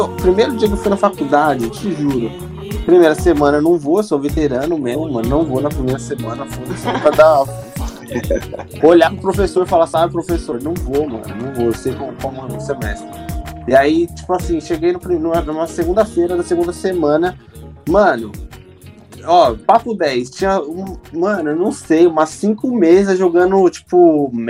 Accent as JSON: {"language": "Portuguese", "region": "São Paulo", "country": "Brazil", "said": "eu sou de São Paulo, a gente gosta de abreviar as coisas, né, mano?"}